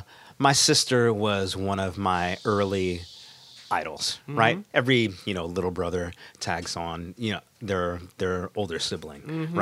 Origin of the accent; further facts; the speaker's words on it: South Plainfield, New Jersey, United States; first language English; moved away as an adult; also born or lived in Philadelphia; now in New York, United States; South Plainfield, okay. Largely is where I grew up.